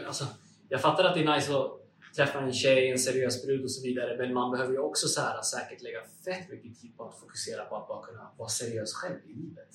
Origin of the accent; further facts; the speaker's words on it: Uppsala, Uppsala County, Sweden; Jag är ursprungligen från Uppsala